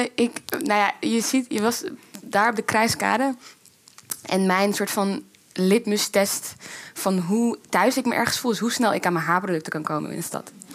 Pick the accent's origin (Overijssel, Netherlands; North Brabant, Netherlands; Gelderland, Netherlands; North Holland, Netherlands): North Holland, Netherlands; Amsterdam; moved away as an adult; also born or lived in Zaandam; now in Rotterdam, Netherlands; opgegroeid in Amsterdam en ik ben naar een kathedraal gymnasium gegaan in Amsterdam